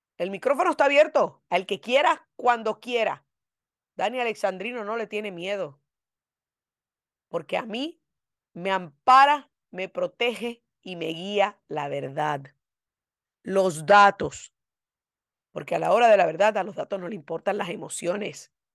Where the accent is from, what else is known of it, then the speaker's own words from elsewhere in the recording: United States; como ciudadana americana de nacimiento